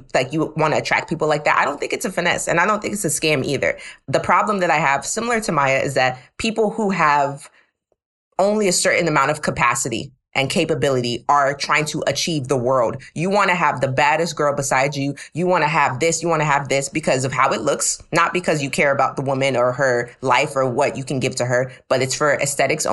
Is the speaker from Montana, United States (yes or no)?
no; Houston, Texas, United States; now in Brooklyn, United States; I'm from Houston, Texas, H-Town